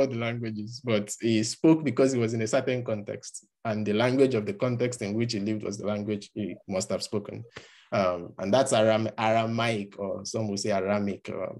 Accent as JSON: {"language": "English", "country": "Nigeria", "first_language": "Yoruba", "second_language": "English", "said": "some people that were speaking Yoruba language, which is my mother tongue, and I choose to record the account in English."}